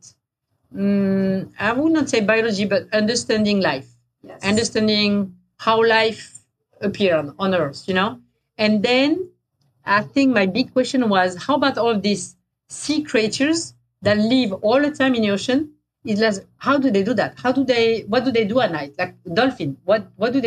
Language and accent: English; France; accent: French; English is a second language; moved away; my French accent